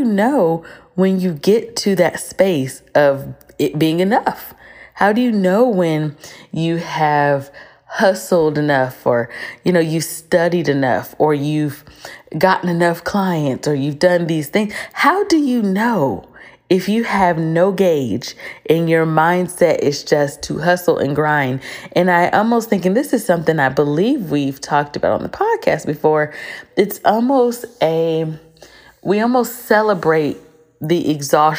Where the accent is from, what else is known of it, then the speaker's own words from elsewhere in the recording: United States; we are from the United States